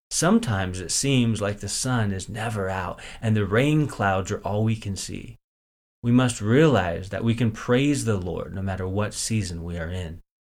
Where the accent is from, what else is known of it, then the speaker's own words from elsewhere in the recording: Northern California, United States; I grew up in Northern California